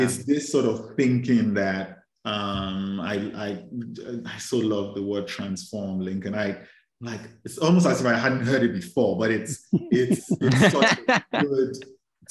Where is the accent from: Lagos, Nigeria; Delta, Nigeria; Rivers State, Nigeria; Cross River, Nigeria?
Lagos, Nigeria; I grew up in Lagos, Nigeria